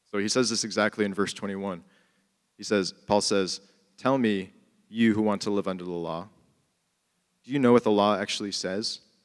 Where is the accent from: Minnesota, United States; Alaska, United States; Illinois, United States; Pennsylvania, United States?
Illinois, United States; Chicago; I grew up in Chicago and I went to college downtown